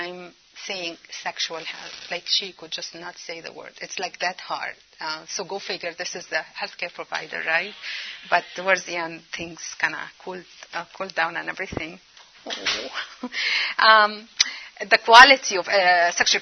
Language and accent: English; Egypt; now in United States; Cairo, Egypt. That's my home country, my native country